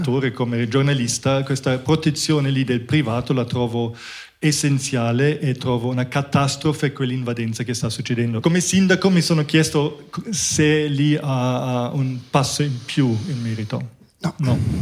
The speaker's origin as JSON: {"language": "Italian", "town": "Munich", "region": "Bavaria", "country": "Germany", "tie": "born or raised there", "moved": "yes", "said": "io sono cresciuto in Germania, a Monaco"}